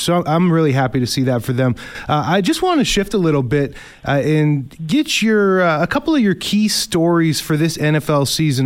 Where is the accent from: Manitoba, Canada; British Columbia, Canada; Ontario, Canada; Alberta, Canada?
Manitoba, Canada; Winnipeg; I grew up in North End, Winnipeg